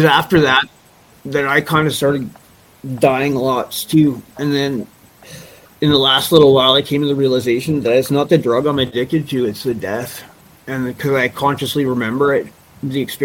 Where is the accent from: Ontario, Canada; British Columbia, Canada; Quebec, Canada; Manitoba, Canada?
British Columbia, Canada; Vancouver; also born or lived in Nelson; now in Cranbrook, Canada; I grew up in Vancouver